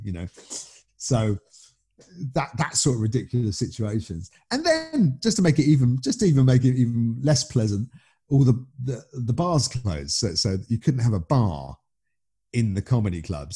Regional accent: United Kingdom; moved away as an adult; now in Netherlands; of course I'm British, you know, I still regard myself as British

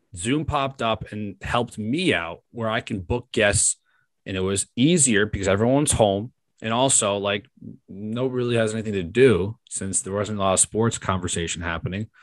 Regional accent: New York, United States; as a New Yorker, I've listened to the fan my whole life.

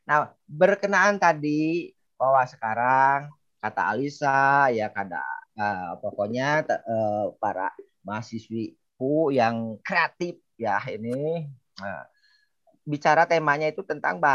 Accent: West Java, Indonesia; kita orang Sunda men ingin mencari misalkan kisah sejarah di Lontar

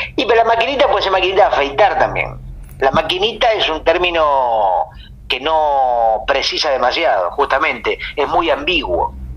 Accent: Mar del Plata, Buenos Aires Province, Argentina; also born or lived in Uruguay; En Mar del Plata, por ejemplo, donde yo nací

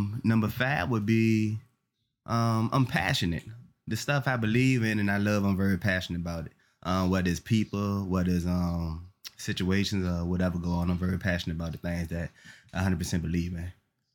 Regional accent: Richmond, United States; that's basically the house I grew up in around in the Richmond area.

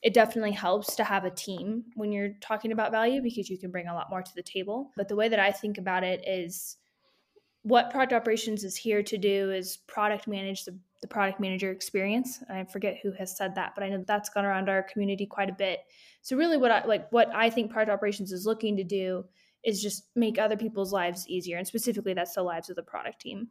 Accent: California, United States; moved away as an adult; now in Denver, United States; I'm originally from California, just moved to Denver, Colorado

